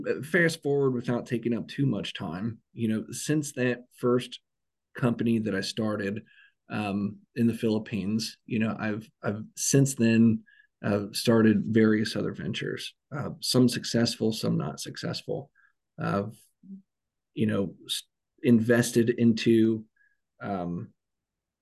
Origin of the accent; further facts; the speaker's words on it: Cincinnati, Ohio, United States; I'm from Cincinnati